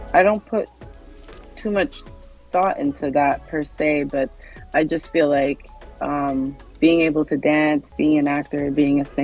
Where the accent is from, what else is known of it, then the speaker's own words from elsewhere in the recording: Canada; I was born and raised in Canada, but my dad is Nigerian